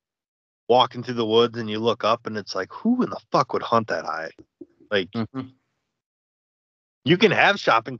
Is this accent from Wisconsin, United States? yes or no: yes; banks of the Wisconsin River, United States; I grew up on the banks of the Wisconsin. It ran right through my hometown